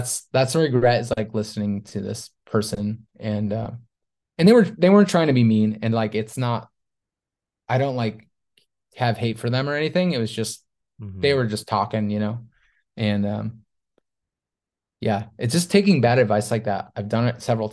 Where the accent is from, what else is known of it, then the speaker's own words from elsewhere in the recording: Syracuse, New York, United States; I'm from Syracuse